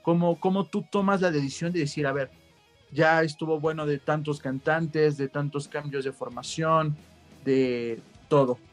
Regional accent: Mexico; como mexicanos

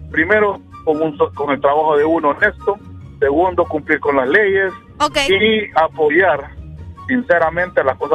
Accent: Honduras; acuérdense que somos más hondureños.

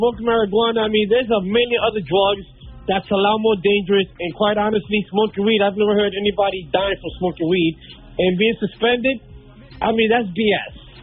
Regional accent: New York City, New York, United States; I represent Washington Heights

